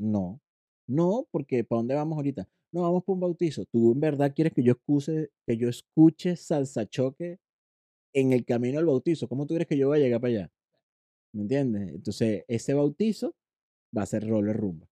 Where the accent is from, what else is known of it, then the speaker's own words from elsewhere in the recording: Puerto La Cruz, Anzoátegui, Venezuela; accent: caraqueño; moved away; also born or lived in Caracas, Venezuela / Puerto Píritu, Venezuela / Chile / Ecuador; me crié y soy oriental, puertocruzano, porque me crié entre Puerto La mm. Cruz y Puerto Píritu